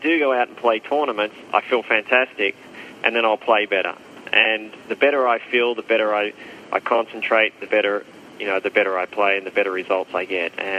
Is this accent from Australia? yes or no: yes; Australia; moved away as an adult; also born or lived in United States / Europe; as an Australian